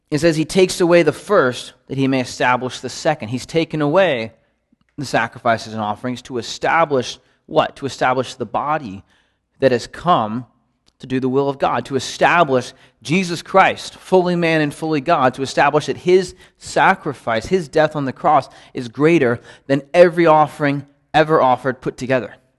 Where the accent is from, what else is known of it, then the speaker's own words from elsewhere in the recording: United States; growing up in the United States